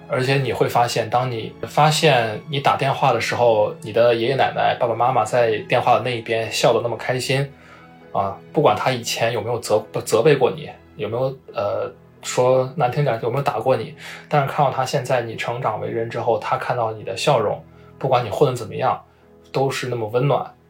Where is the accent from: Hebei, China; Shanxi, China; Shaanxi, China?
Shaanxi, China; Xi'an; moved away; 我的老家在西安嘛